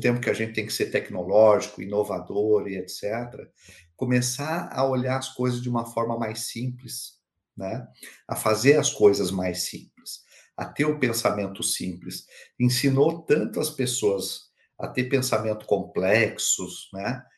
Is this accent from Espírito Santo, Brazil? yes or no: no; Curitiba, Paraná, Brazil; now in Pomerode, Brazil; Eu sou de Curitiba, é, estou em, em, Santa Catarina, né? Como você falou aqui em Pomerode